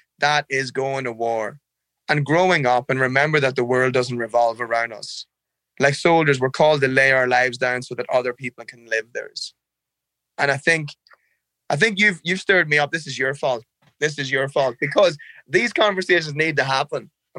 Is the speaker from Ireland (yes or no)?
yes; Ireland; Man, I can't talk about Ireland without crying. I love the air. The air is clean and it's fresh. I love the drizzle. The rain's soft. There's always a breeze. I love looking out your window and seeing fields and cows.